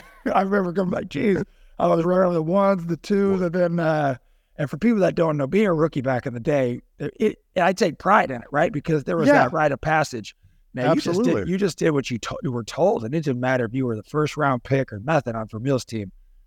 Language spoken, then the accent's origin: English; California, United States; And then, I was going to go play Pac-10 growing up in California.